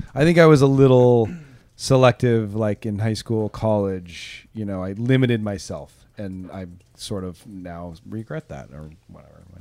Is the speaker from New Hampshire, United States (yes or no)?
no; Southern California, United States; moved away as an adult; also born or lived in Los Angeles / Orange County; now in Oakland, United States; I grew up in Southern California